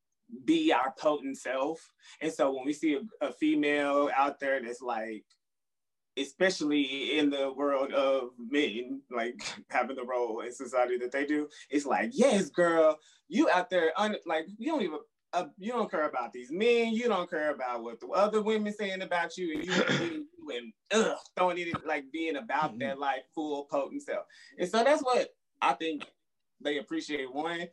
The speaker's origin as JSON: {"language": "English", "region": "Texas", "country": "United States", "said": "My favorite songs for Christmas, I'm from Texas, so..."}